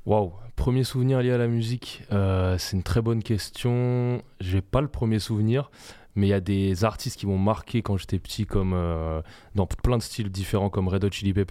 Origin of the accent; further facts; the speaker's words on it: Brunoy, Île-de-France, France; Ma mère est française, mon père est tunisien, et donc moi je suis, moi, je suis né euh, en France